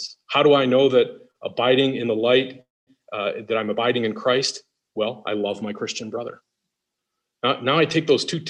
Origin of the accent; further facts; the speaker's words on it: Detroit, Michigan, United States; I'm from Detroit